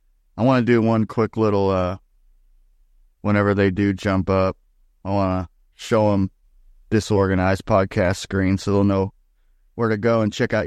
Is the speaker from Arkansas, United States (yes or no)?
no; Indiana, United States; moved away; Like I came from Indiana normally, and Indiana was like, if anybody was outside walking or mowing the lawn and you drove by, it was you wave.